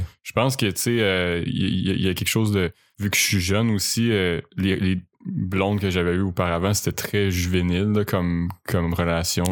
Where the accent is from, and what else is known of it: Quebec City, Quebec, Canada; moved away as an adult